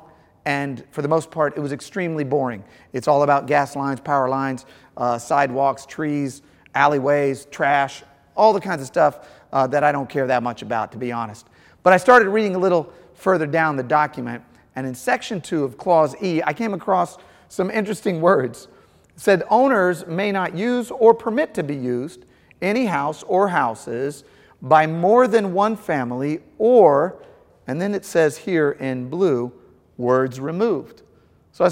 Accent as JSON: {"language": "English", "town": "St. Louis", "region": "Missouri", "country": "United States", "tie": "born or raised there", "said": "I grew up in St. Louis"}